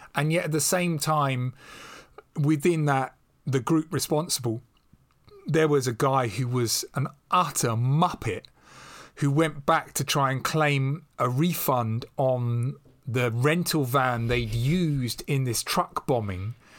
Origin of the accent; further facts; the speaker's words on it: London, United Kingdom; accent: estuary English, West London; moved away as an adult; now in Devon, United Kingdom; I'm still a bloke from Acton in West London